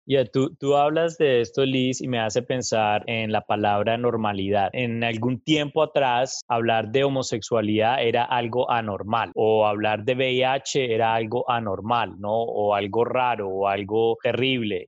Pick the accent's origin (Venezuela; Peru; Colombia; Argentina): Colombia; moved away as an adult; now in United States; soy de Colombia. Tengo más de 15 años de vivir en Estados Unidos.